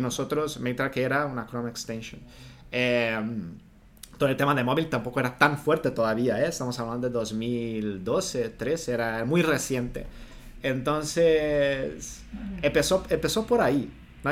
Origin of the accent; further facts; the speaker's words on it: Brazil; Spanish is a second language; moved away; also born or lived in Rio de Janeiro; Yo soy de Brasil y me formé en periodismo